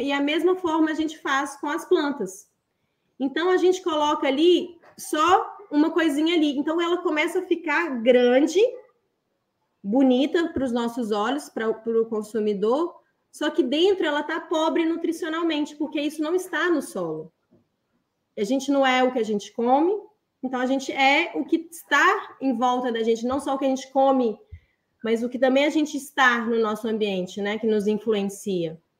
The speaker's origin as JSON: {"language": "Portuguese", "town": "Belo Horizonte", "region": "Minas Gerais", "country": "Brazil", "tie": "born or raised there", "said": "eu nasci num apartamento em Belo Horizonte, Minas Gerais"}